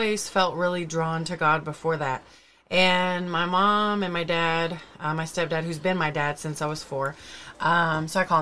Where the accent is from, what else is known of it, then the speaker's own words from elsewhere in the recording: the Bible Belt, the South, United States; we were raised in the Bible Belt, you know, in the South